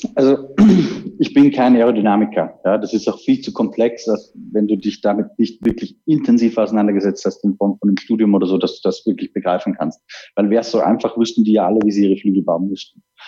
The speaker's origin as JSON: {"language": "German", "country": "Austria", "said": "für mich als Österreicher"}